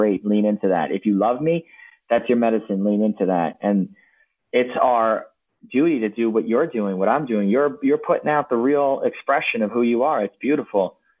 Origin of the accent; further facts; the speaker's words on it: Long Island, New York, United States; I'm a Guido from Long Island, man.